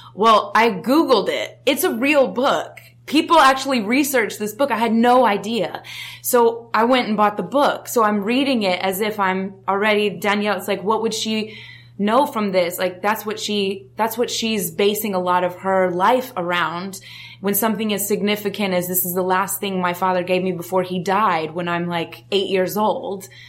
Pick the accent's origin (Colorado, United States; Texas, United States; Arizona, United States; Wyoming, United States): Colorado, United States; Denver; I grew up in Denver, Colorado.